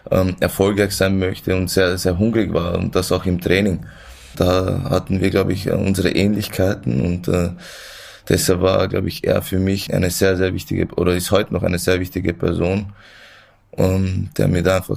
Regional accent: Vienna, Austria; ich bin in Wien geboren, da aufgewachsen und ähm

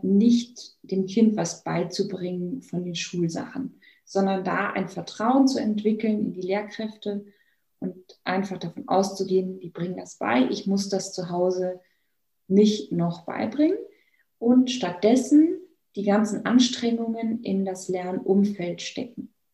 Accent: Bavaria, Germany; Ich komme ja hier aus Bayern

